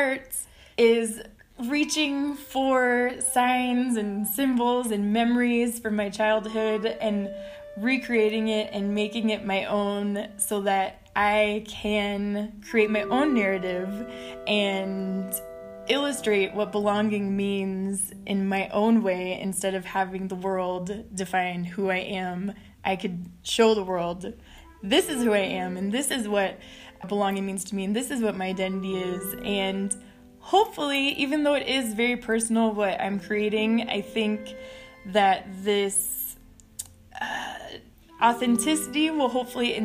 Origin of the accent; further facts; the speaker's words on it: Texas, United States; I was born in Texas to a Mexican-American family. My grandma was born in Ciudad Juarez, and because I grew up on the other side of the border